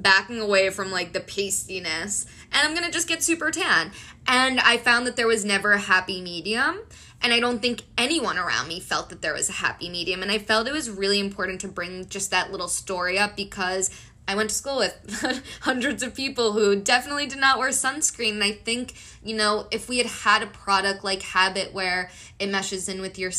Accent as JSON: {"language": "English", "country": "Colombia", "said": "I'm from Colombia"}